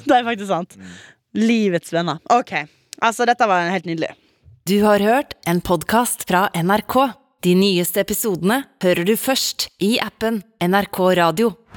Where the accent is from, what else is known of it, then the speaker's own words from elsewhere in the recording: Western Norway, Norway; jeg er jo vestlending. Mm -hmm. Og jeg har jo vokst opp med ganske stygt vær.